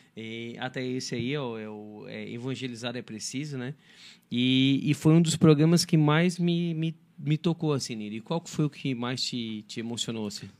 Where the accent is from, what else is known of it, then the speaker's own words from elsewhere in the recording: Criciúma, Santa Catarina, Brazil; eu sou de Criciúma.